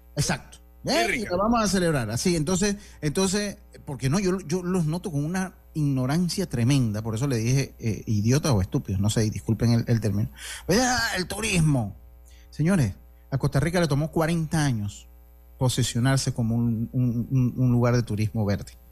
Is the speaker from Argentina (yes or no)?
no; Santo Domingo, Dominican Republic; now in Panama; allá en mi tierra, cuando algo es muy, como muy sencillo, allá en Santo Domingo, decía, eso lo hago yo